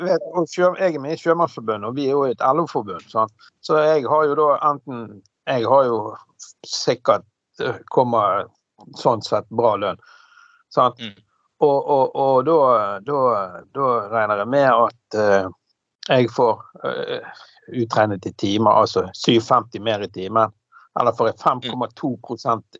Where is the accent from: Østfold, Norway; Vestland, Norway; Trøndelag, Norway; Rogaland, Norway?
Vestland, Norway; Bergen; also born or lived in Fyllingsdalen; det huset jeg vokste opp på Laksevåg